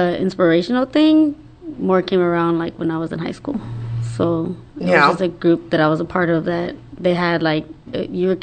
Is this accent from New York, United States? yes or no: no; Dallas, Texas, United States; I was born and raised here in Dallas, Texas.